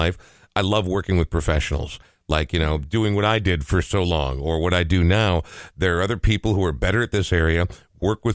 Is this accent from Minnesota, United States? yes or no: yes; Minnesota, United States; Growing up in Minnesota and having spent as much time around the Minnesota music scene